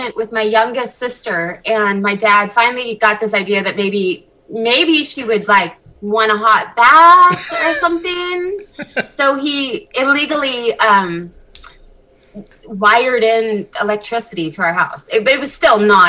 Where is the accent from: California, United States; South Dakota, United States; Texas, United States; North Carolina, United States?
California, United States; Northern; also born or lived in Van Nuys, California; I was born in California, and I grew up where I live now. So I'm back in my hometown